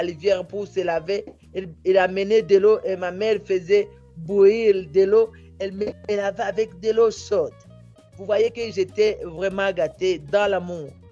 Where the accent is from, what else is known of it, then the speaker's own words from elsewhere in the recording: Bukavu, South Kivu, DR Congo; chez nous à Bukavu